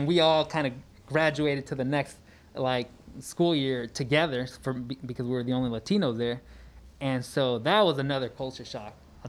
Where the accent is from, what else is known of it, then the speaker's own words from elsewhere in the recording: San Francisco, California, United States; also born or lived in Jalisco, Mexico / San Diego; born and raised in San Francisco